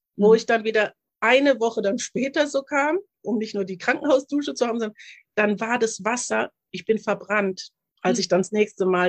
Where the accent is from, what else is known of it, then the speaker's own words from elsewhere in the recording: Germany; ich bin hier in Deutschland aufgewachsen